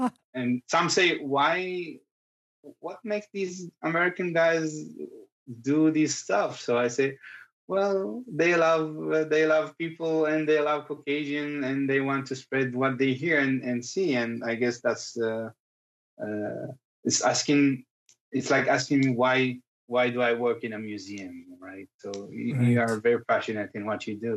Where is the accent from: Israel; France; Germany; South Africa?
Israel; Kfar Kama, Northern District; first language Circassian; English is a second language